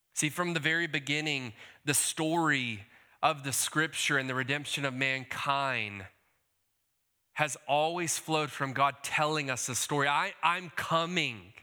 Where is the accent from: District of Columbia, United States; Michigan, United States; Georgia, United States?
Georgia, United States; Decatur; also born or lived in California; I hail from Decatur, Georgia